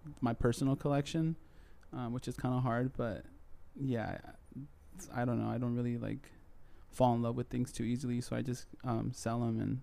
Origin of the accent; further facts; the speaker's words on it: Chula Vista, California, United States; also born or lived in San Ysidro; there's a place called Chula Vista where I'm from